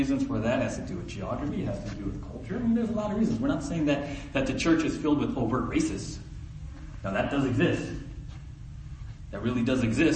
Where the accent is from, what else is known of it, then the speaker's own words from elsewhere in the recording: San Diego, California, United States; now in Ojai, United States; my story of growing up in South San Diego